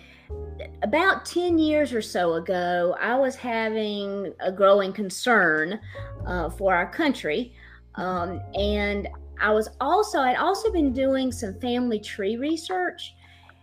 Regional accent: the South, United States; I am not just not from Boston, I'm from the South.

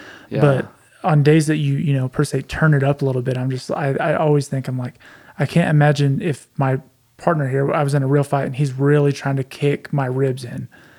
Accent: Oklahoma, United States; I'm from Oklahoma

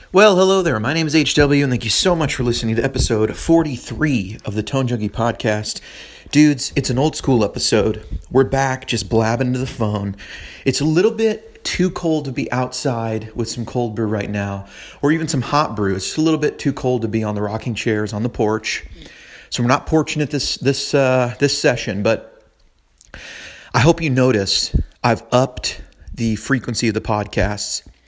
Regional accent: San Francisco, California, United States; moved away as an adult; now in Nashville, United States; I was born and raised in San Francisco, I was there for about thirty years

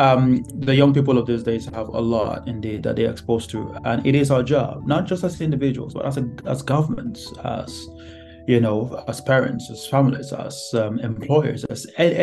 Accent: Nigeria; moved away as an adult; now in United Kingdom; I came from Nigeria, my home country, to live in the UK.

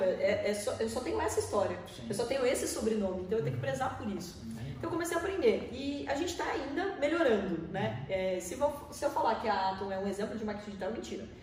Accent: Porto Feliz, São Paulo, Brazil; moved away as an adult; now in Sorocaba, Brazil; Eu sou nascido numa cidade pertinho da gente aqui em Porto Feliz, né? Tem 50 mil habitantes.

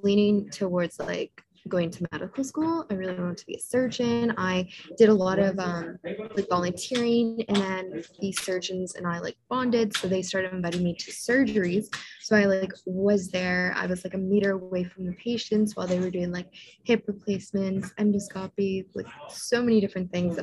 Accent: Niagara, Ontario, Canada; also born or lived in Toronto, Canada; I am from Niagara originally, so super close to Niagara Falls

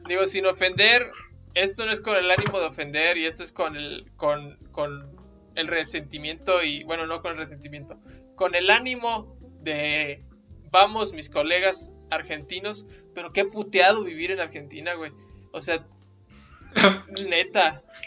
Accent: Mexico

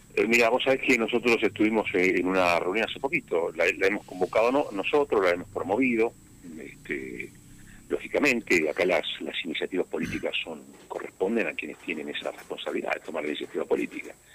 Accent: Santa Cruz, Argentina; mis hermanos santacruceños, con los vecinos santacruceños

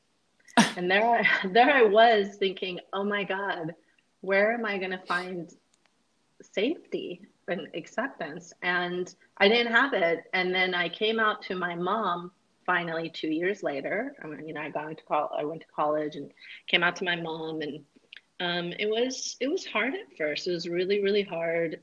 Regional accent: Northern California, United States; I grew up in Northern California

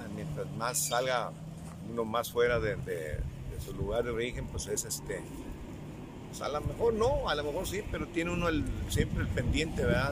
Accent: Cihuatlán, Jalisco, Mexico; yo soy de Cihuatlán, Jalisco, y me dedico a la, ganadería y a la agricultura.

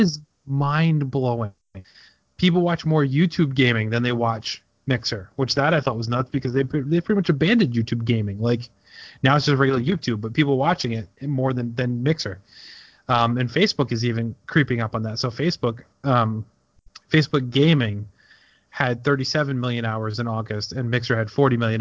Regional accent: United States; we're American

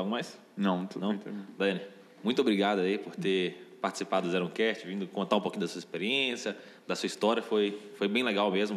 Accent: interior of Minas Gerais, Brazil; eu sou do interior de Minas

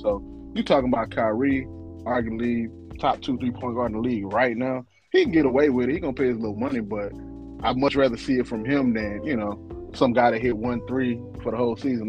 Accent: Mississippi, United States; I'm from the South, deep South, Mississippi.

